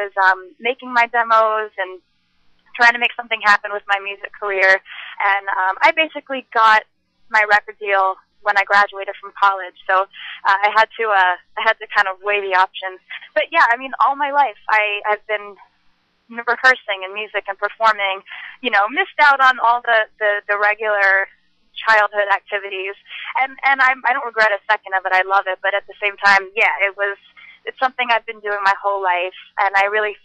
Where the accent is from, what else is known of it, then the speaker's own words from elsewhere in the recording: New Jersey, United States; I'm American as well as Indian. I grew up in Jersey.